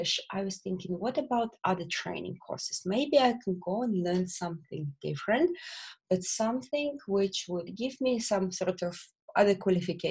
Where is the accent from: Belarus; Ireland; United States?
Belarus; English is a second language; moved away as an adult; also born or lived in Bolton, England; now in England; I'm not originally from England. I'm from Belarus. I was born in Belarus, and there I spent all my childhood, and I went to university there.